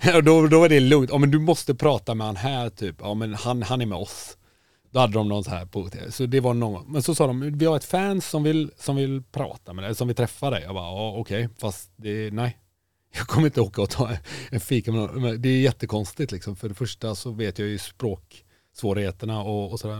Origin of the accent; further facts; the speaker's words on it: Kungälv, Västra Götaland, Sweden; Jag är från Kungälv